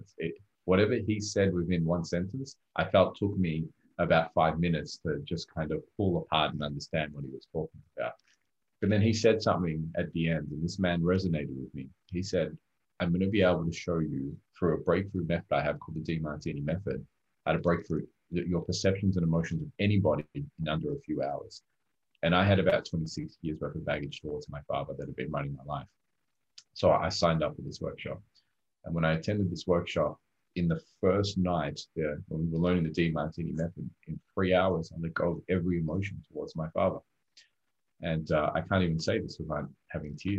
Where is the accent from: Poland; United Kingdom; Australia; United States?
Australia; English is a second language; also born or lived in Rodrigues, Mauritius; when I first came to Australia at 4 years old, I came from a third world country at the time called Rodriguez, right next to a small island called Mauritius. And when I came to Australia, I barely spoke English